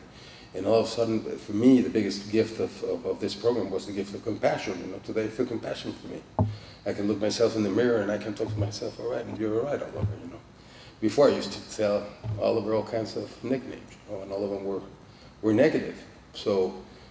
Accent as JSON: {"language": "English", "region": "Mexico City", "country": "Mexico", "said": "I'm from Mexico City"}